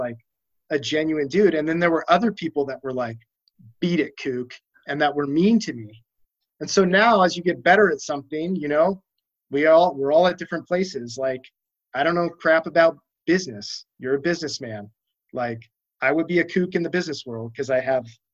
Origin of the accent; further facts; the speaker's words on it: Aliso Viejo, California, United States; I grew up right up the canyon from you in Aliso Viejo